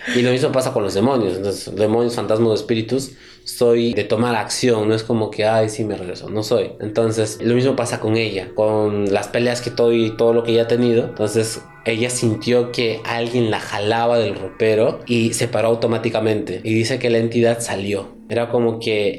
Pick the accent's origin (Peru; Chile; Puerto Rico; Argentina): Peru; Chachapoyas, Amazonas; moved away; also born or lived in Chiclayo; somos de Chichapoyas, ella es de allá, su familia está allá